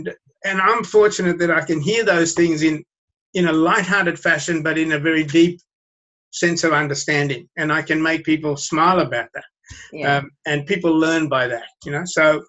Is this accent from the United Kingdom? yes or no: no; Sri Lanka; born there; even though I was born in Sri Lanka, I can speak like that easily.